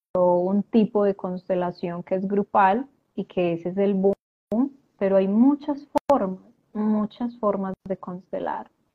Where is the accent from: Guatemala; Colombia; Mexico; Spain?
Colombia; Medellín, Antioquia; now in Argentina; yo soy de Colombia, en este momento estoy en Argentina